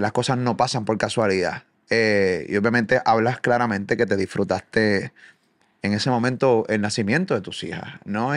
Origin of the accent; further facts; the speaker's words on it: Puerto Rico; Soy de Puerto Rico, sumamente lejos de aquí de Argentina